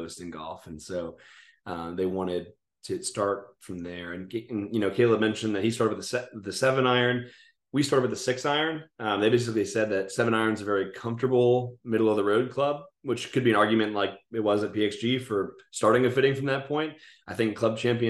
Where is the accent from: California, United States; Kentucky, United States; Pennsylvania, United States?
Pennsylvania, United States; near Philadelphia; moved away as an adult; now in Charlotte, United States; near where I grew up in Pennsylvania